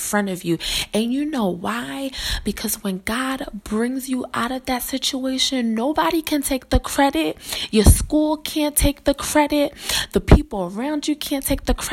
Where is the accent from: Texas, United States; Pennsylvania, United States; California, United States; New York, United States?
Pennsylvania, United States; Philadelphia; I grew up in West Philadelphia and I graduated from Overbrook High School